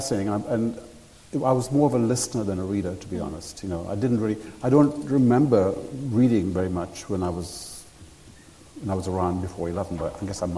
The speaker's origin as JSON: {"language": "English", "country": "Sri Lanka", "tie": "born or raised there", "said": "I grew up in Sri Lanka"}